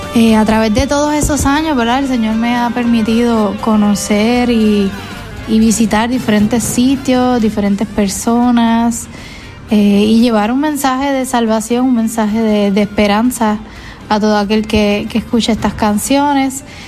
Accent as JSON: {"language": "Spanish", "country": "Puerto Rico", "said": "yo soy una, una joven puertorriqueña"}